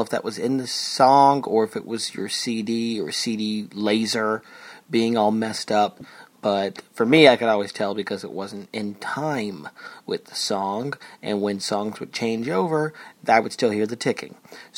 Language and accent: English; Chelmsford, Massachusetts, United States; accent: Boston; from outside of Boston, a town called Chelmsford. I'll say it like that in my weird kind of Kennedy, my Kennedy accent.